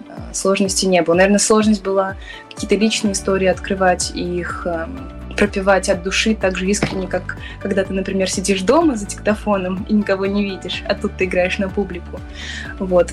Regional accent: Samara, Samara Oblast, Russia; мой родной город Самара

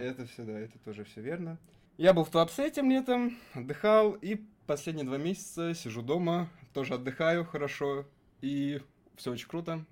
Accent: Russia; из моего города, откуда я родом, до него можно добраться на электричке буквально за час-полтора

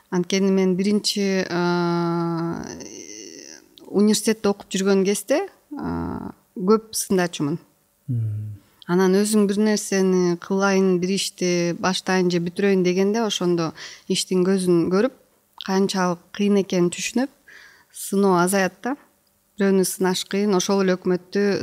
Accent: Kyrgyzstan; moved away; also born or lived in Kyzyl-Kiya / Osh / Aksy; мен өзү кызыл кияда жашаганда ошто жашаганда аксыда жашаганда бул фергана өрөөнүн эле айланып жашап жүргөм

